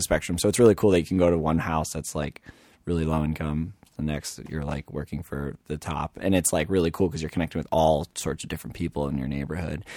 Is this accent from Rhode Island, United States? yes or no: yes; Little Compton, Rhode Island, United States; in Little Compton, where I know everyone from my hometown